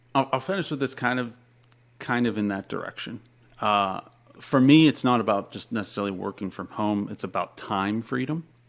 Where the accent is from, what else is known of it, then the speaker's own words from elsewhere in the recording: Pennsylvania, United States; moved away as an adult; also born or lived in Florida; I'm from Pennsylvania. Uh, moved to Florida when I was 19